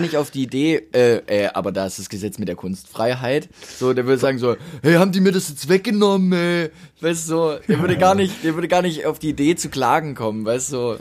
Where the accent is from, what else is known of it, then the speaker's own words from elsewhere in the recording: Ergenzingen, Baden-Württemberg, Germany; in Ergenzing, also meinem Heimatdorf